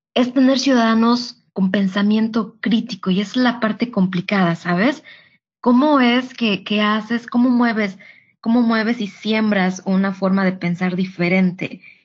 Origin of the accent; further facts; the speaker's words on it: Tixtla, Guerrero, Mexico; moved away as an adult; also born or lived in United States / Europe; now in Riyadh, Saudi Arabia; soy de, de Guerrero, de Tixla, de Guerrero